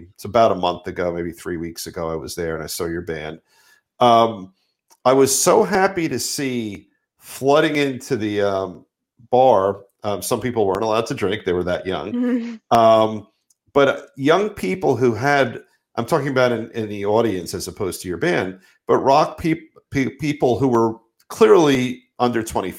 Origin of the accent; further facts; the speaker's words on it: Mattawan, Michigan, United States; the town that I grew up in Mattawan